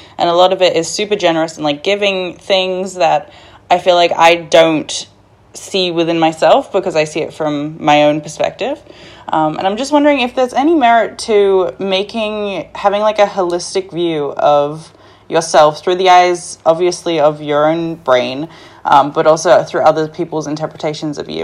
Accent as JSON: {"language": "English", "country": "Australia", "said": "I'm from Australia"}